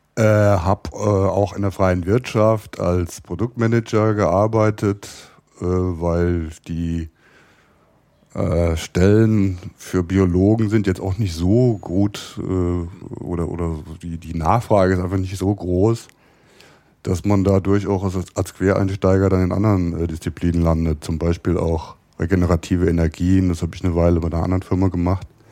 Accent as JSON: {"language": "German", "area": "near Koblenz", "region": "Rhineland-Palatinate", "country": "Germany", "tie": "born or raised there", "also_born_or_lived": "Cologne", "moved": "as an adult", "lives_now": "Berlin, Germany", "said": "ich bin äh, geboren im Rheinland in der Nähe von Koblenz"}